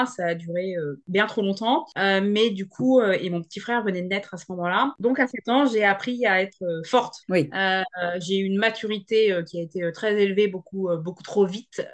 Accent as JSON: {"language": "French", "region": "Normandy", "country": "France", "tie": "born or raised there", "moved": "as an adult", "said": "rentrer en Normandie dans ma région natale"}